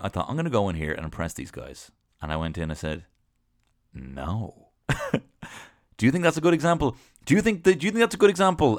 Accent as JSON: {"language": "English", "town": "Dublin", "region": "Leinster", "country": "Ireland", "also_born_or_lived": "London", "moved": "yes", "said": "I'm from Dublin"}